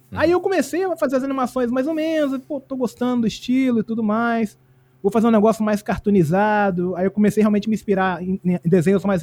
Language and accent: Portuguese; Minas Gerais, Brazil; now in Espírito Santo, Brazil; Eu sou mineiro, na verdade, mas eu moro no Espírito Santo há 30 anos já